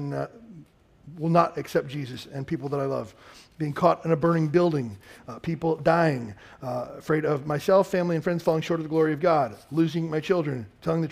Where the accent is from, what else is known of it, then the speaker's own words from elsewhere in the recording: Kentucky, United States; I grew up in Kentucky